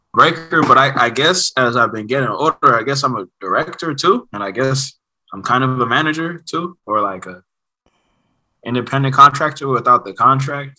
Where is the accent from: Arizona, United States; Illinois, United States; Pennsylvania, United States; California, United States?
California, United States; Oakland; Nigeria inside the house and then Oakland outside